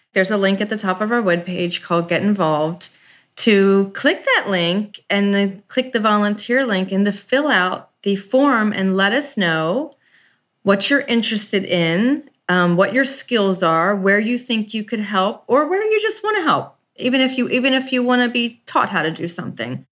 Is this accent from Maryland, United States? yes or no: yes; Baltimore, Maryland, United States; I'm from Baltimore, Maryland